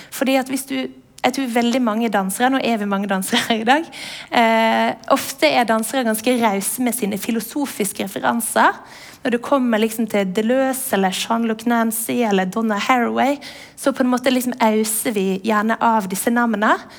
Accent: Western Norway, Norway; jeg vokste opp på Vestlandet uten MTV, med NRK

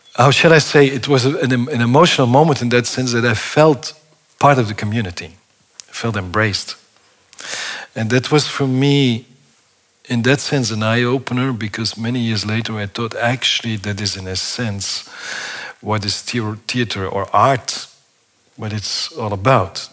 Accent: Flemish part of Belgium, Flanders, Belgium; I was born in Belgium, in the Flemish part of Belgium

